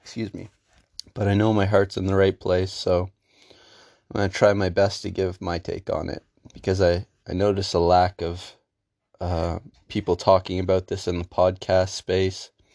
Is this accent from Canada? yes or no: yes; Canada; I lived in Canada my whole life in a ninety-nine percent white town